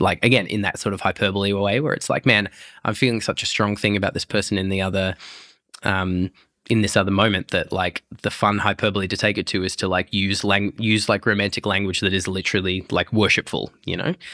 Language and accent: English; Broken Hill, New South Wales, Australia; my mum took me to the Anglican Church growing up in Broken Hill